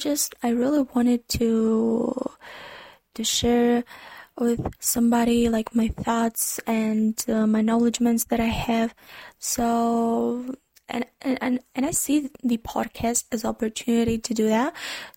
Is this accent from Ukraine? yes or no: yes; Ukraine; first language Ukrainian; English is a second language; Actually, the fun thing that I'm a non-native speaker in English. My native language is Ukrainian